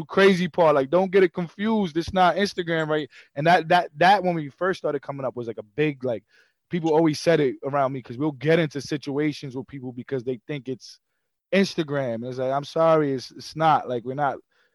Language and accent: English; New York City, New York, United States; also born or lived in Queens, New York / New Jersey; I'm from Brooklyn and Queens